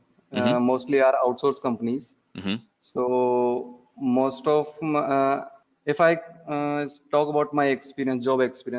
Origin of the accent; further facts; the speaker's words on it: Jaipur, Rajasthan, India; I'm from Jaipur, Rajasthan, India.